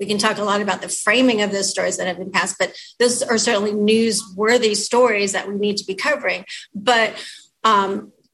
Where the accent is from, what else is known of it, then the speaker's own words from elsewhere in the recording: Southern California, United States; now in Seattle, United States; the apartments that I grew up in Southern California